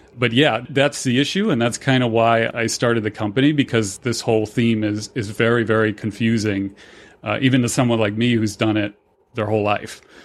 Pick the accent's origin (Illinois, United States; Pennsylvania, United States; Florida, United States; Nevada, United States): Florida, United States; Fort Myers; now in Denver, United States; my hometown in Fort Myers, Cape Coral area, Florida